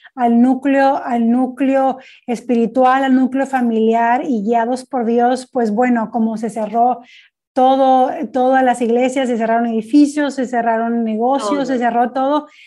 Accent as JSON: {"language": "Spanish", "country": "Mexico", "said": "yo soy originaria de México"}